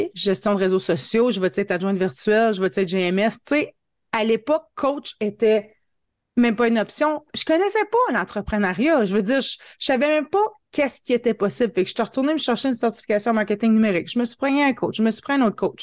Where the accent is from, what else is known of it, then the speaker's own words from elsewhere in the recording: Hearst, Ontario, Canada; Je suis native de Hearst en Ontario. C'est une petite ville, mais petite ville fort chaleureuse de 5000 habitants. Euh, je suis née ici, je suis venue à l'école ici, j'ai étudié ici, je suis encore ici, j'ai pas déménagé